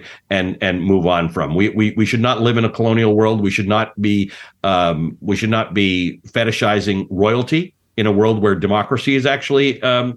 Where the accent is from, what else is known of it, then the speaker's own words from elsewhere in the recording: Kenya; now in United States; I was born in Kenya at post-colonialism. My parents came from South Africa, which had been a British colony